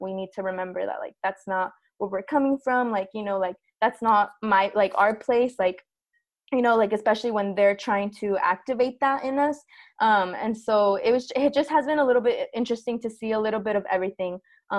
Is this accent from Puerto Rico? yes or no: no; southern Mexico, Mexico; now in United States; we are indigenous from Southern Mexico, and like given a lot of the different movements and stuff